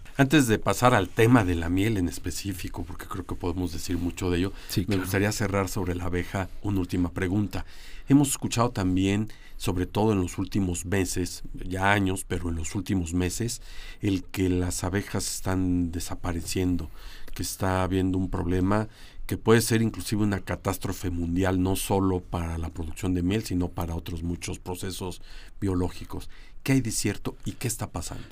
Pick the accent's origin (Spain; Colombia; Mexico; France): Mexico; creo que los mexicanos, o cuando menos algunos, hemos escuchado